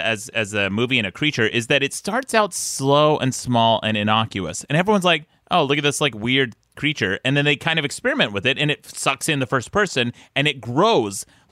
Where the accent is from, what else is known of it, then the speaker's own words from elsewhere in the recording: Salt Lake City, Utah, United States; Yes, it's Salt Lake City, Utah.